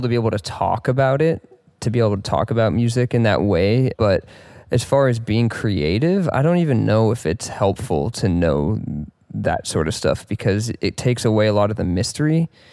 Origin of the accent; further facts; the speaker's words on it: Mill Valley, California, United States; Grew up in Mill Valley, California, which is, like, just north of San Francisco